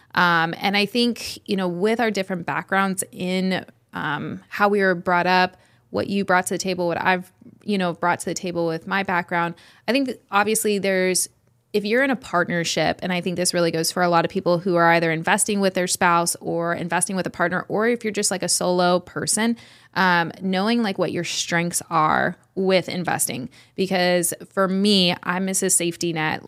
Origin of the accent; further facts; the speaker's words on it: Redding, California, United States; We are from Redding, California